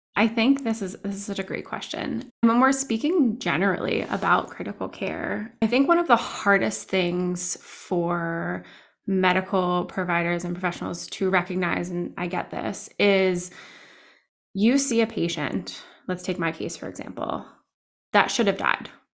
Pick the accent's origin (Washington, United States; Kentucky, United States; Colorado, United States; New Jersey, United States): New Jersey, United States; now in Downingtown, United States; I'm also from New Jersey